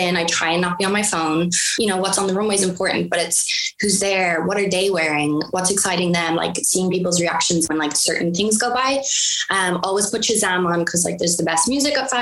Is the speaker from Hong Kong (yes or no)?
no; Ireland; moved away as an adult; now in United States